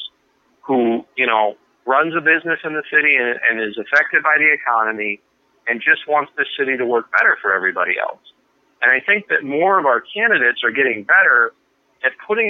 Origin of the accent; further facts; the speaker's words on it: Phoenix, Arizona, United States; moved away; also born or lived in Maryland; I was born in Phoenix